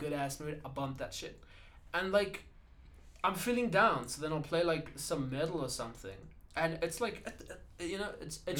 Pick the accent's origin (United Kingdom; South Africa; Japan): South Africa; I'm from South Africa, dude.